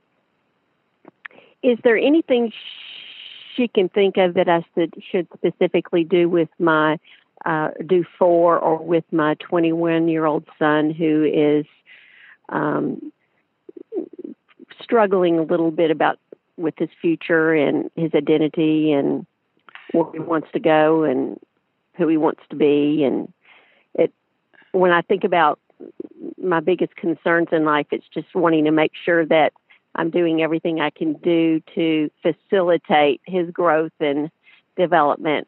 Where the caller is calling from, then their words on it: Birmingham, Alabama, United States; I'm calling from Birmingham